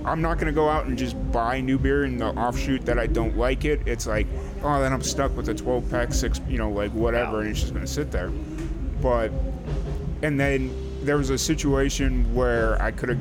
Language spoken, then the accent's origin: English; Chicago, Illinois, United States; moved away; I grew up in Chicago